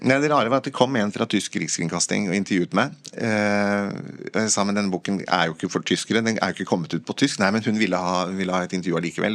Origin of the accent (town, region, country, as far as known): Norway